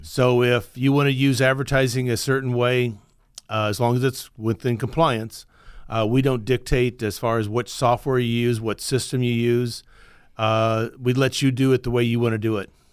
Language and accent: English; Iowa, United States; moved away as an adult; now in Fresno, United States; I'm originally from Iowa. I grew up there, went to the same high school all the time.